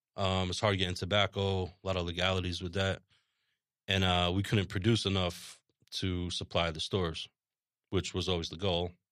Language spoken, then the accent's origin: English; Rye, New York, United States; moved away; also born or lived in Massachusetts; I grew up right outside in Rye, Westchester